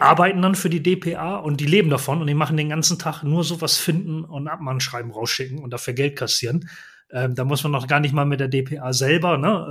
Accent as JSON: {"language": "German", "region": "Bremen", "country": "Germany", "said": "Ich komme ja nun auch aus der Bremer Ecke"}